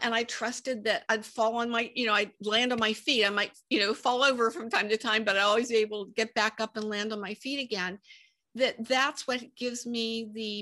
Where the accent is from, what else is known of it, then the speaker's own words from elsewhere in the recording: Pittsburgh, Pennsylvania, United States; moved away as an adult; also born or lived in Santa Ana, California; I'm from Pittsburgh, Pennsylvania, and moved from Pittsburgh to Santa Ana, California